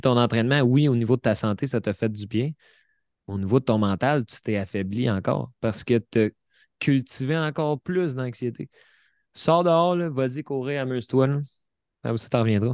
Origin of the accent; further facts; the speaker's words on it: Repentigny, Quebec, Canada; Repentigny, euh, dans mon patelin, à 10 minutes de chez nous